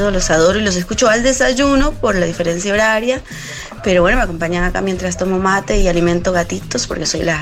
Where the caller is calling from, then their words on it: Costa Rica; Hola chicas … desde Costa Rica.